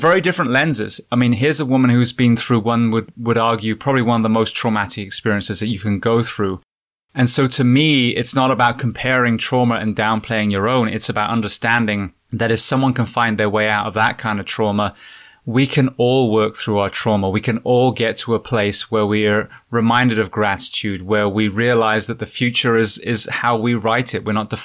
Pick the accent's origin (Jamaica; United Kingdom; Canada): United Kingdom; England; moved away as an adult; now in United States; I'm originally from England. I moved to America 19 years ago now